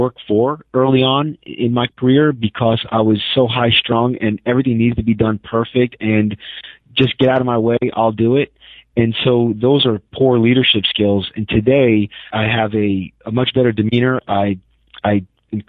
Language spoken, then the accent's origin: English; New York City, New York, United States; moved away; I'm from New York City